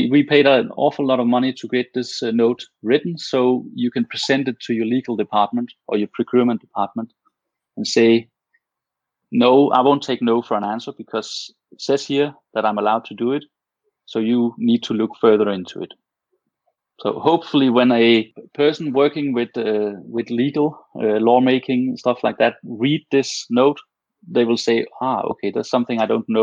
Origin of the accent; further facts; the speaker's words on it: Denmark; first language Danish; English is a second language; Most Danish people understand and speak English very well. But of course, we're always more comfortable in our native tongue.